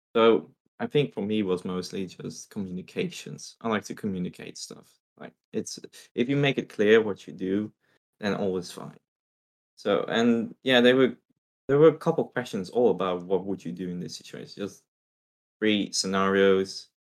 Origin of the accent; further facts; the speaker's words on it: Netherlands; also born or lived in Russia; I am not from Asia at all. I'm a very European guy. I came from the Netherlands. I came from Russia. Well, I'm Russian and Dutch, so there's no Asia in me.